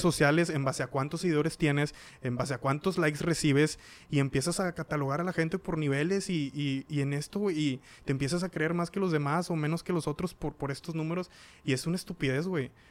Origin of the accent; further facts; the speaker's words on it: Cadereyta Jiménez, Nuevo León, Mexico; Nosotros somos de Cadereyta